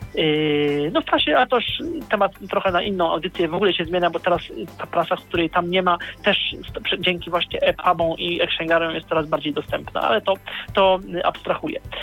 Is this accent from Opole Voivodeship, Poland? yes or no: no; Poznań, Greater Poland, Poland; jestem z Poznania